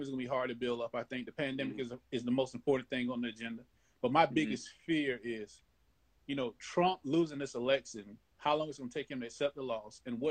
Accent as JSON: {"language": "English", "region": "South Carolina", "country": "United States", "said": "I'm from South Carolina. I live in the country"}